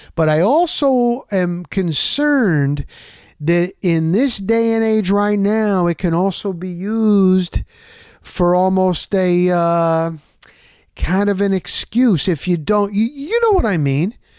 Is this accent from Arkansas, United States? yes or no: no; New Jersey, United States; moved away; We're from New Jersey